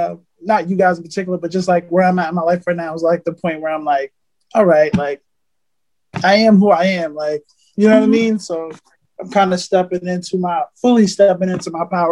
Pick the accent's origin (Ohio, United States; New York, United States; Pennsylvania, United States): New York, United States; moved away; I happened to have went home to New York because I'm originally from New York